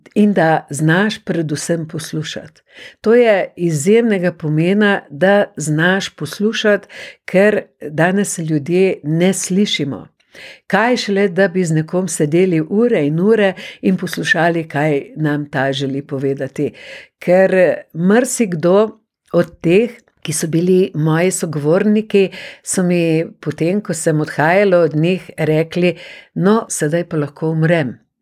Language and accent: Slovenian; Slovenia